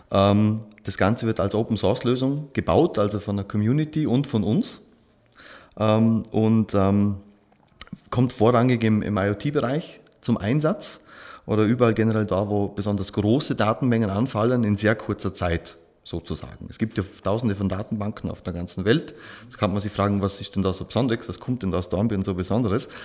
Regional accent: Schnepfau, Vorarlberg, Austria; born there; now in Dornbirn, Austria; bin gebürtig aus Schnepfer, wohne in Dornbirn, verheiratet, zwei Kinder

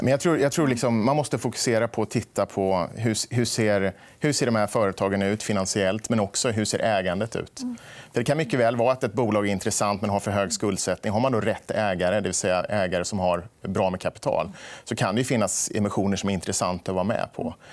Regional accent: Småland, Sweden; vi kommer ju båda från Småland

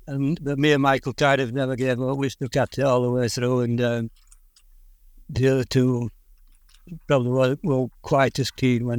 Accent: Yorkshire and the Humber, United Kingdom; earliest memories were growing up on a farm, and I always, for some reason, was interested in ponies and riding

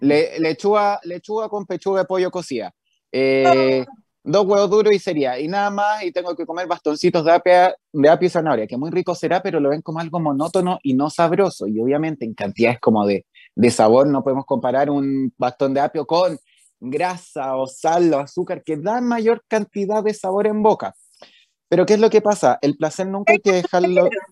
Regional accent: Viña del Mar, Valparaíso, Chile; moved away as an adult; also born or lived in Santiago / New York; yo soy de Viña, entonces me vine a ir solo a Santiago

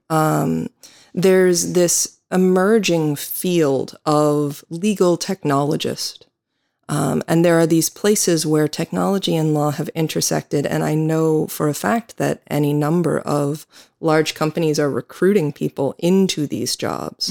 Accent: United States; accent: American; now in Ireland; I am an American attorney

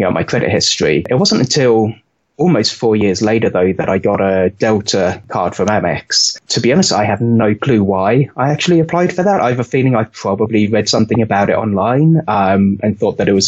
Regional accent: United Kingdom; moved away as an adult; now in United States; As you could probably tell from my accent, I grew up in the UK and I moved over here in 2009.

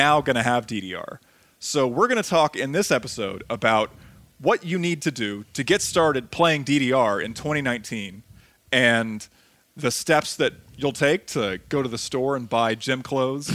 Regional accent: Ohio, United States; I'm from that region

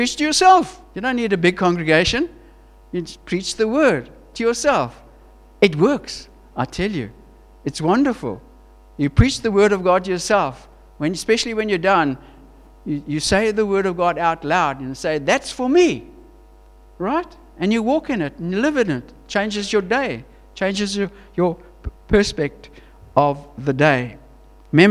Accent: Queenstown, Eastern Cape, South Africa; moved away as an adult; also born or lived in Johannesburg, South Africa; we're from Queenstown

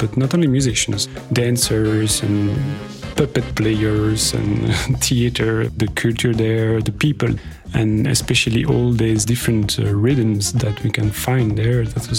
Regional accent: Belgium; I am a musician from Belgium.

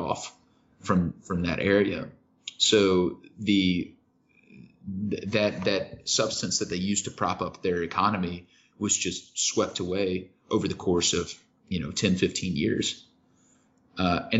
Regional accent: Kentucky, United States; I grew up in Kentucky

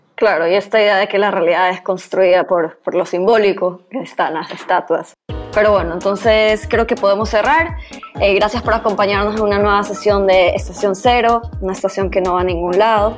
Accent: Guayaquil, Guayas, Ecuador; como guayaquileña

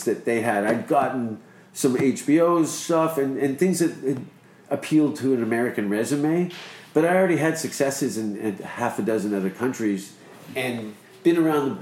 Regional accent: Hamilton, Ontario, Canada; moved away as an adult; now in Los Angeles, United States; I lived in Stony Creek for a while. I was like the only kid on Highway 8 and Margaret Avenue

